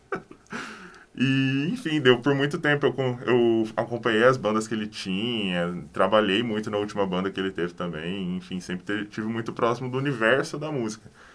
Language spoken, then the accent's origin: Portuguese; Cambé, Paraná, Brazil; also born or lived in Londrina; Eu sou de Cambé